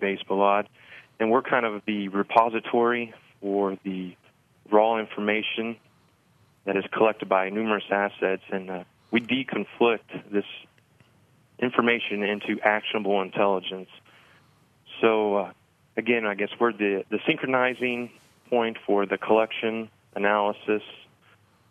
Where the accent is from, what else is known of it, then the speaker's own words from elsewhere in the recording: Evansville, Indiana, United States; moved away as an adult; now in Bloomington, United States; I enlisted with the 163rd Field Artillery Battalion in Evansville, where I was born and raised